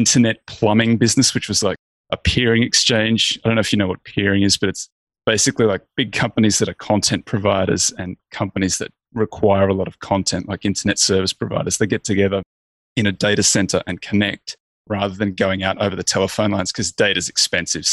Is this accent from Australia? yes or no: yes; Australia; I'm Australian. I grew up in a little country town.